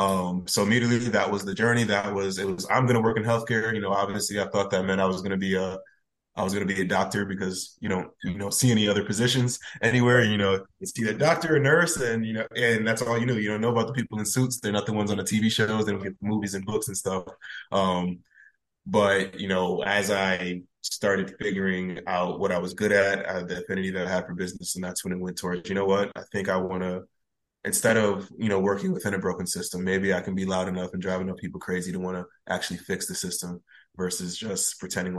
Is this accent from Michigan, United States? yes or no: no; Bridgeport, Connecticut, United States; moved away as an adult; now in North Carolina, United States; growing up in Bridgeport is really interesting